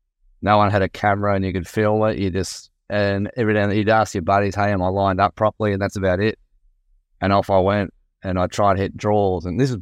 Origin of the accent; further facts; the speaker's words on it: Australia; By chance, really, through being Australian.